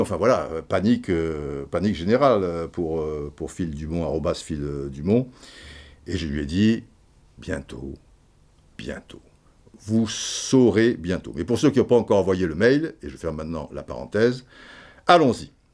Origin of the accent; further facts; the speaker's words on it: France; also born or lived in Brazzaville, Republic of the Congo (born) / French Antilles (mother's side); je suis français.